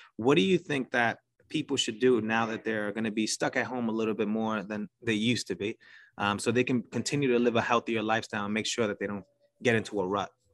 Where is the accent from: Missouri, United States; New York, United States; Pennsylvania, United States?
New York, United States; New York City; accent: New York; I'm from New York City. You could probably tell by the accent